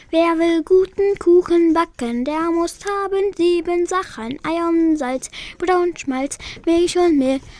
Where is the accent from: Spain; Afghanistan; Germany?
Afghanistan; German is a second language; Ich komme aus Afghanistan. Ich gehe in der Schule.